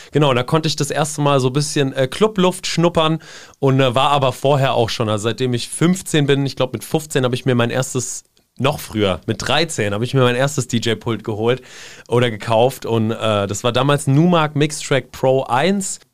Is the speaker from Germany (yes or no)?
yes; Seeheim-Jugenheim, Hesse, Germany; moved away as an adult; also born or lived in Zwingenberg / Darmstadt; now in Mainz, Germany; bin dann äh, mit meinen Eltern zusammen nach Seeheim-Jugendheim bzw. Oberberbach gezogen